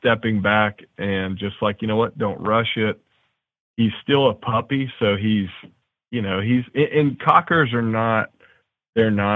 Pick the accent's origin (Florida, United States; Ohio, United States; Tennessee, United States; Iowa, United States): Tennessee, United States; Nashville; a good buddy of mine I grew up with in Nashville